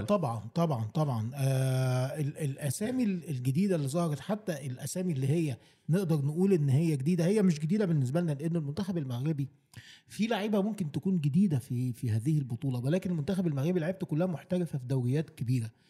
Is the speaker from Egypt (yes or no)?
yes; Egypt; بصفتي مصري